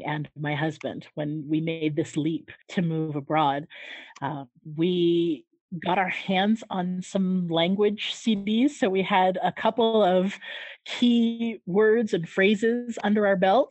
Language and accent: English; San Diego, California, United States; moved away as an adult; also born or lived in Japan; now in Mexico; I grew up in San Diego, California.